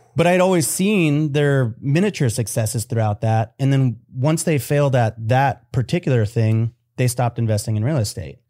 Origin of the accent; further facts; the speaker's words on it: United States; I was born here in America.